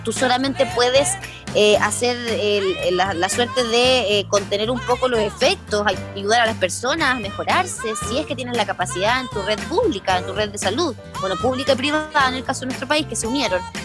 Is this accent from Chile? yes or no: yes; Chile